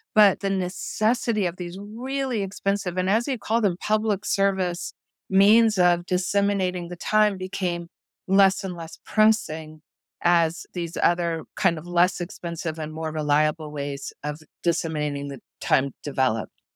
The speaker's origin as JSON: {"language": "English", "region": "New Mexico", "country": "United States", "tie": "born or raised there", "also_born_or_lived": "Boston", "moved": "yes", "lives_now": "Dallas, United States", "said": "I grew up in New Mexico"}